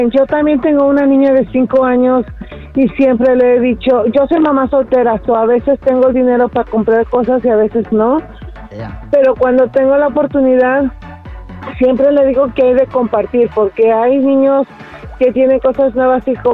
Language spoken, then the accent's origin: Spanish; Nicaragua; de parties nicaragüense.